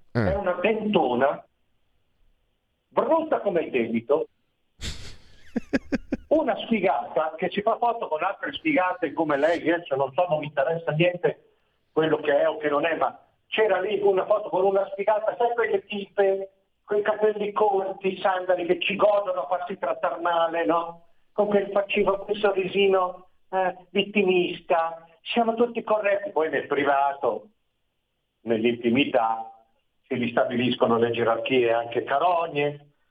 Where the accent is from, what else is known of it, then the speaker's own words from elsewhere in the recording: Milan, Lombardy, Italy; moved away as an adult; Io sono nato a Milano e per vent'anni sono cresciuto a Milano.